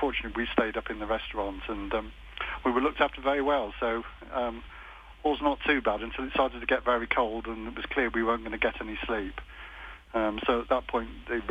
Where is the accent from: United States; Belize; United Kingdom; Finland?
United Kingdom; Stratford-upon-Avon, West Midlands; We're from Stratford-on-Avon in England